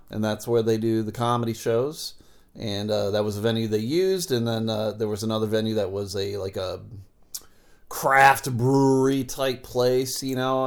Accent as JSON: {"language": "English", "town": "Buffalo", "region": "New York", "country": "United States", "tie": "born or raised there", "moved": "as an adult", "lives_now": "Michigan, United States", "said": "I grew up in Buffalo. I've lived here in Michigan"}